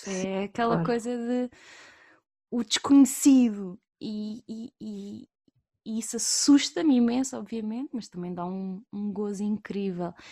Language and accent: Portuguese; Évora, Alentejo, Portugal; eu sou de Évora, natural de Évora, e, e a verdade é que eu nasci e cresci numa, numa pequena ilha